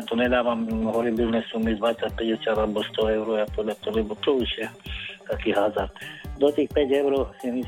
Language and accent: Slovak; Bratislava, Bratislava Region, Slovakia; now in Topoľčany, Slovakia; ja pochádzam z Bratislavy, len pred pár rokama som sa presťahoval sem do Topolčan, to takého kľudnejšieho mesta.